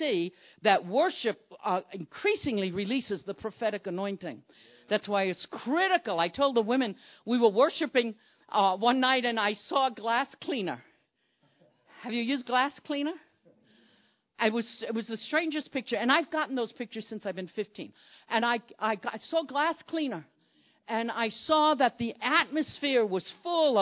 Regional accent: New York City, New York, United States; accent: Brooklyn; moved away; we're from Brooklyn, New York. Could any of you hear the Brooklyn accent

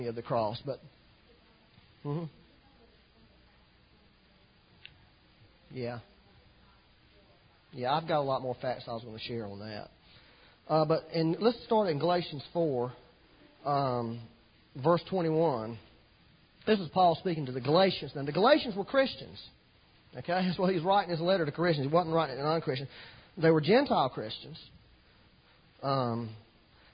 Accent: United States

